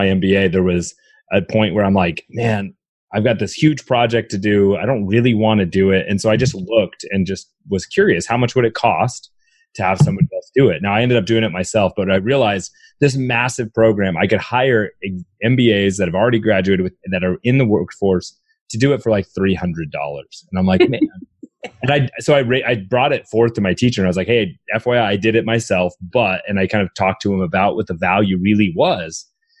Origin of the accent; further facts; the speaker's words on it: Canada; So, you know, growing up in Canada, you realize, man, I'm not an employee.